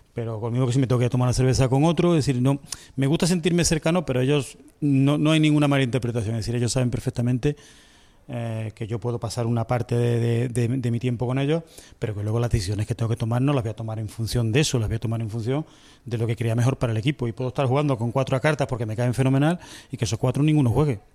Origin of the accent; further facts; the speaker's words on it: Córdoba, Andalusia, Spain; also born or lived in Las Palmas; yo soy nacido en Las Palmas y criado en Córdoba